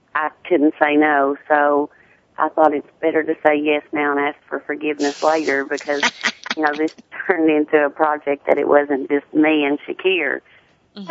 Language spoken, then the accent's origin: English; Tennessee, United States; accent: deep southern